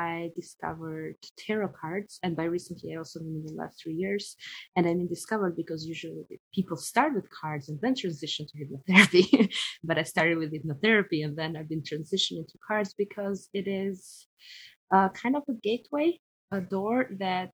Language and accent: English; Tirana, Albania; moved away as an adult; also born or lived in Paris, France; now in Hawaii, United States; I live in Hawaii and I'm originally from Albania and I've lived in Paris for the last 12 years.